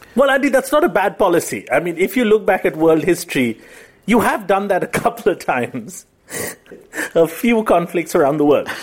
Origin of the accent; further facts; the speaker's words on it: Kolkata, West Bengal, India; now in Mumbai, India; my hometown is Calcutta, it's where I'm from